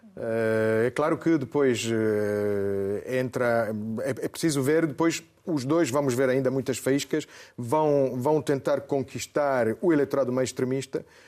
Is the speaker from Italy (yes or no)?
yes; Italy; moved away; eu até como italiano